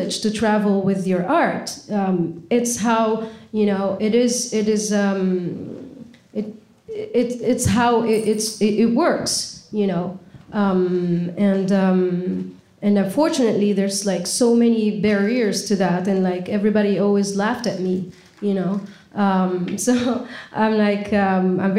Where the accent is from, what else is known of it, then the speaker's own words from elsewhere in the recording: Tunisia; moved away as an adult; now in United States; I'm from Tunisia